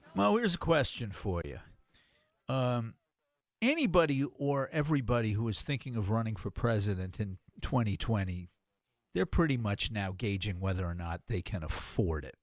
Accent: Massachusetts, United States; moved away as an adult; now in Los Angeles, United States; I was born and raised in Massachusetts.

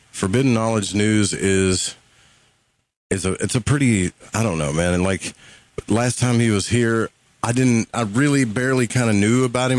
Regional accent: the South, United States; accent: southern; both got the uh, southern accent

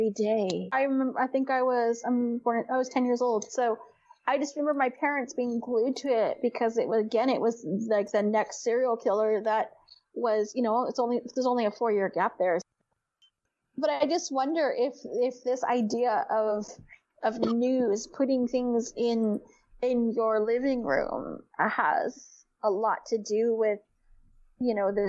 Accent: Ventura, California, United States; We're from Ventura, by the way. … and I are from Ventura

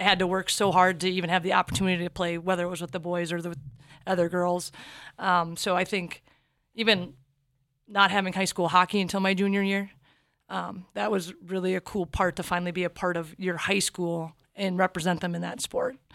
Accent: Minnesota, United States; us growing up in Minnesota, being the hockey state

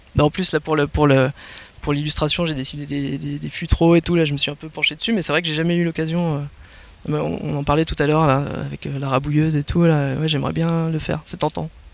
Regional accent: Paris, Île-de-France, France; also born or lived in Berry (family origin, holidays); now in Touraine, France; je, suis, je, suis, né en région parisienne et j'ai grandi euh, à Paris

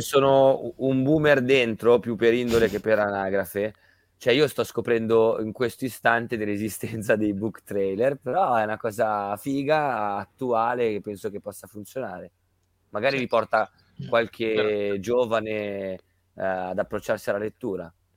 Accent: Milan, Lombardy, Italy; also born or lived in Caserta; io sono di Milano e origini casertane

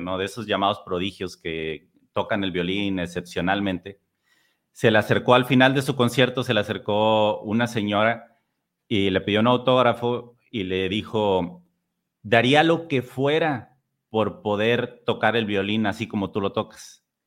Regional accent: Tampico, Tamaulipas, Mexico; also born or lived in San Luis Potosí; Yo soy de Tampico, que actualmente vivo aquí pero a los 19 años me fui a San Luis

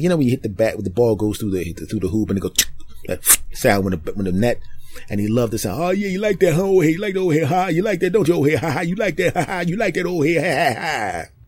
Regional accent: Philadelphia, Pennsylvania, United States; moved away; my hometown of Philadelphia

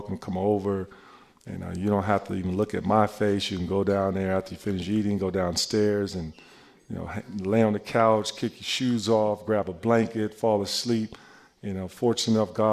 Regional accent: Chicago, Illinois, United States; I'm from Chicago

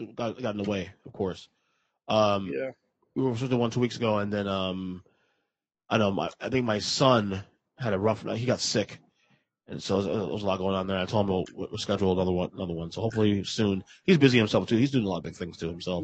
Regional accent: New York City, New York, United States; moved away; I am a New Yorker. I'm from Brooklyn

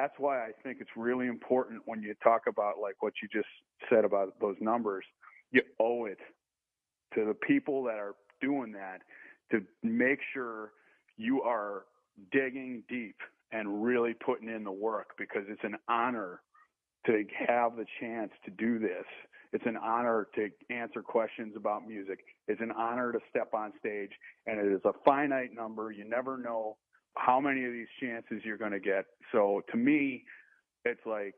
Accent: Wisconsin, United States; I'm from Wisconsin

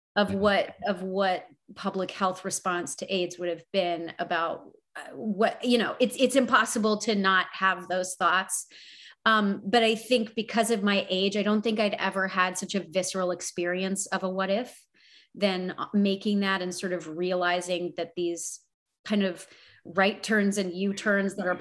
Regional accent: Canada; the sort of canadian side of that is important because we're like you but we're not you.

